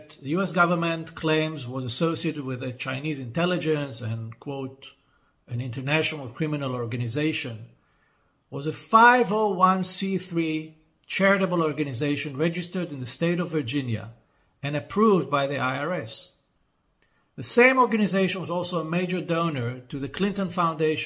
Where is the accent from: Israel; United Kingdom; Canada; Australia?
Israel; my home country of Israel, where I reside most of the time